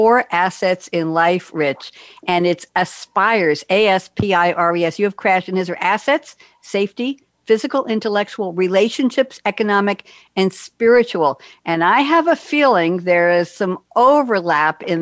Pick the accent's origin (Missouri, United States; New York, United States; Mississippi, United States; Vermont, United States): New York, United States; New York City; moved away as an adult; also born or lived in New Haven, Connecticut / Cambridge, Massachusetts / Eugene, Oregon; I'm a New Yorker born and bred